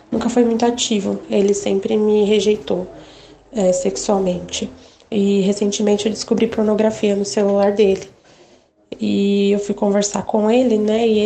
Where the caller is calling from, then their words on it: São Paulo, Brazil; Olá, bom dia. Sou de São Paulo, estou assistindo o programa.